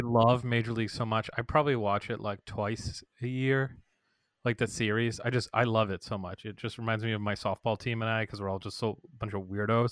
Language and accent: English; Massachusetts, United States; moved away; I'm from Massachusetts